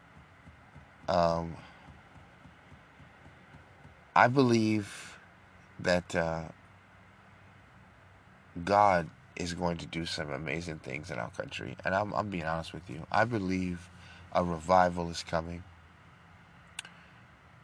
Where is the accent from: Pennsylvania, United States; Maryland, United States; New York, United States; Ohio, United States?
New York, United States; moved away as an adult; also born or lived in Frisco, Texas; now in Texas, United States; growing up in New York